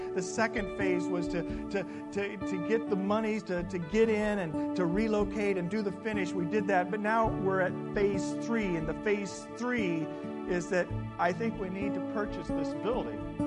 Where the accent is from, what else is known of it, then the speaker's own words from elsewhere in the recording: the Bible Belt, United States; moved away; I'm from the Bible Belt